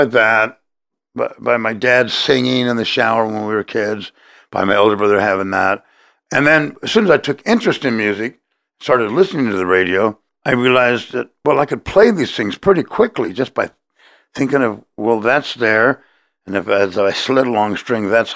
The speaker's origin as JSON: {"language": "English", "town": "Los Angeles", "region": "California", "country": "United States", "tie": "born or raised there", "said": "we moved to Cypress Park at age 4, and I went to school in Cypress Park, and grew up there till age 14"}